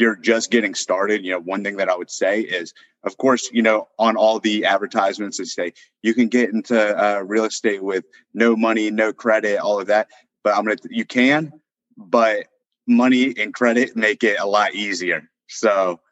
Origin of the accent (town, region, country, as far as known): Northern Virginia, United States; born or raised there; moved away as an adult; also born or lived in Austin, Texas